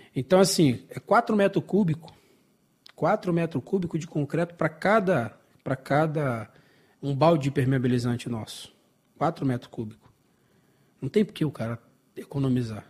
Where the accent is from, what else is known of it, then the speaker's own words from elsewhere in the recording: Brazil; eu sou brasileiro